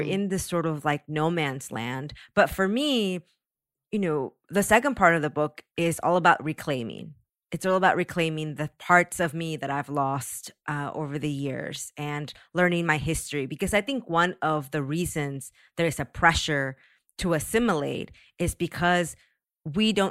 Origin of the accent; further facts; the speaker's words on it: Los Angeles, California, United States; There were four of us, and we all just said Los Angeles.